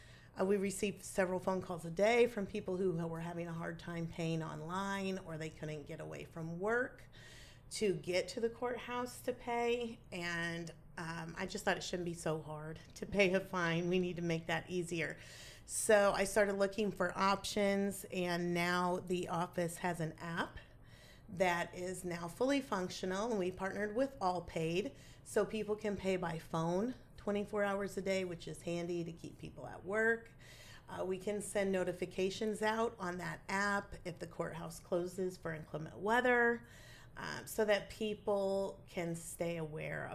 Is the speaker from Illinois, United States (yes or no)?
yes; Bond County, Illinois, United States; I grew up in Bond County with my family. I've lived here my entire